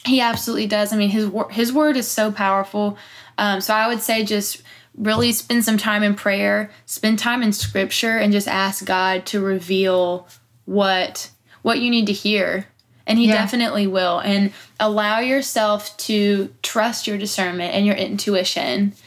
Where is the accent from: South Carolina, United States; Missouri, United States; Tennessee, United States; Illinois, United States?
South Carolina, United States; Pickens; moved away as an adult; now in Nashville, United States; I grew up in Pickens